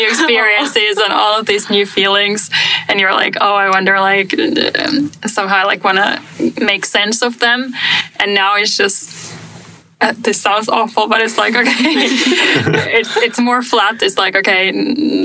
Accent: Finland; moved away; also born or lived in Germany; my home country

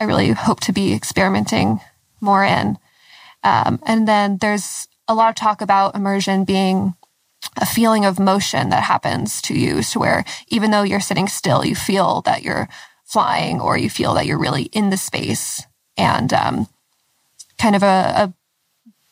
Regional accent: Lexington, Kentucky, United States; I'm from Lexington, Kentucky

